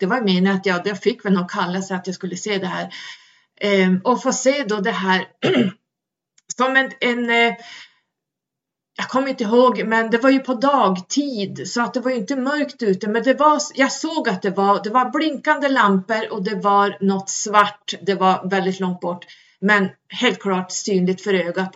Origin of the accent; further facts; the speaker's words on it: Sweden; vi svenskar